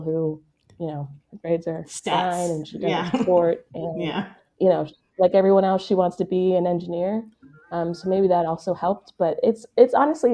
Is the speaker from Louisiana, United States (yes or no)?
no; Pittsburgh, Pennsylvania, United States; moved away as an adult; also born or lived in Boston; now in Kansas City, United States; I'm not from Kansas City originally. I'm from Pittsburgh, Pennsylvania